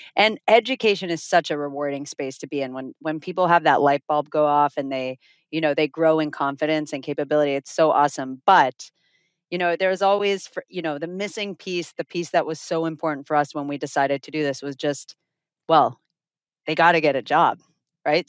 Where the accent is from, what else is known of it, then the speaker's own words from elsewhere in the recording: Finland; moved away as an adult; also born or lived in Toronto, Canada / South Florida, United States; now in Miami, United States; we're originally from Finland. We moved to South Florida via Toronto, where we went to university